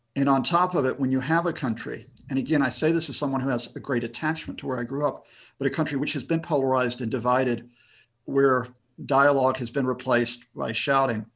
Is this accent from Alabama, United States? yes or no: yes; Huntsville, Alabama, United States; born or raised there; moved away as an adult; also born or lived in United Kingdom; now in Birmingham, United Kingdom